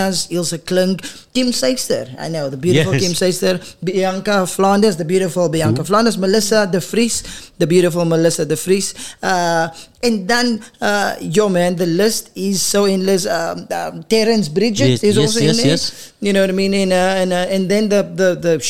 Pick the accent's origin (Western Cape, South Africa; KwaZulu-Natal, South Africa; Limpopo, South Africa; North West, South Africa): Western Cape, South Africa; Paarl; moved away as an adult; now in Gauteng, South Africa; Born and bred in Paul